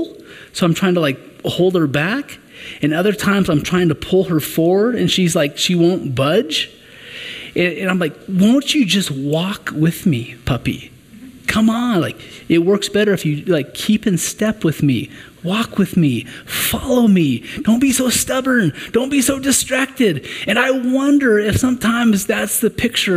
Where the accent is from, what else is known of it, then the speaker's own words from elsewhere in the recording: Western Kansas, United States; now in Colorado Springs area, United States; I'm originally from Western Kansas